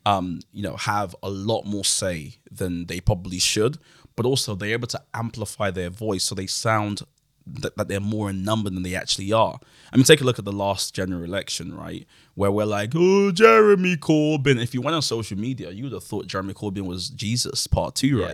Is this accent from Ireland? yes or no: no; London, United Kingdom; also born or lived in Nigeria; I grew up in Woolwich